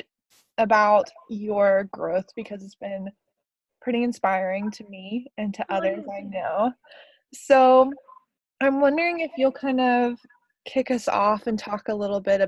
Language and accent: English; Tennessee, United States; I grew up in Tennessee